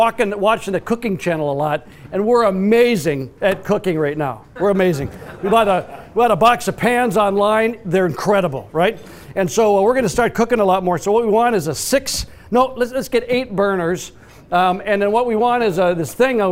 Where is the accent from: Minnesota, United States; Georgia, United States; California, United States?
Minnesota, United States; I grew up and spent a good share of my life in Minnesota